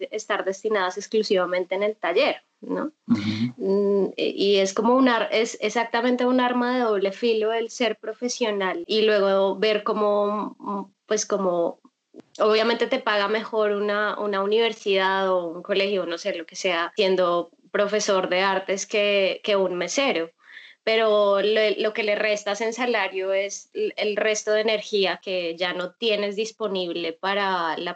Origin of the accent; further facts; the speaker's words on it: Colombia; now in Bogotá, Colombia; vivo en Bogotá y yo además soy de provincia, ni siquiera soy bogotana